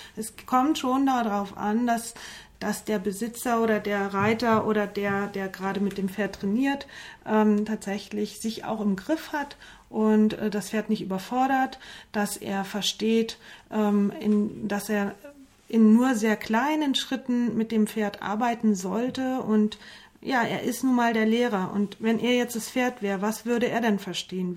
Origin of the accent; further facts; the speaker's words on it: near Limburg, Hesse, Germany; ich komme ja aus Hessen äh, in Richtung Limburg, da so im 50-Kilometer-Kreis